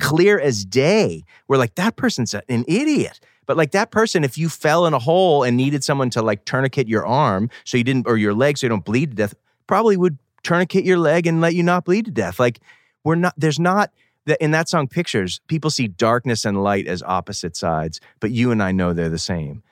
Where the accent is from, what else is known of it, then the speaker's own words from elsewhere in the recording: Boston, Massachusetts, United States; moved away as an adult; now in San Francisco, United States; I come from Boston, outside of Boston, New England, boarding school